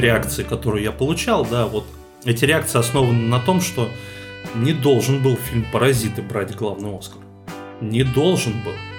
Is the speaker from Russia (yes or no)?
yes; Russia; нашей страны